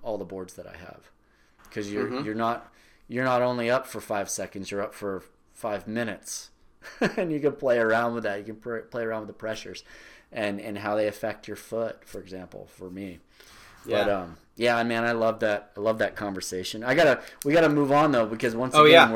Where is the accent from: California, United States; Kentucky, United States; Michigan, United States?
California, United States; Marin; growing up in Marin, we mountain biked too